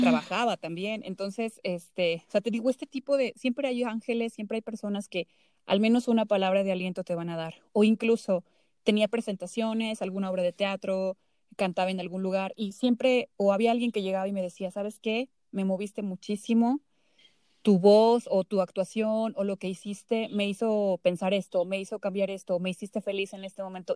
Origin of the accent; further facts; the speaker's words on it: Zacatecas, Mexico; hubo un, beneficio que se dio a artistas zacatecanos. Eh, bueno, se abrió una convocatoria y afortunadamente otro chico de, de mi pueblo y yo fuimos beneficiados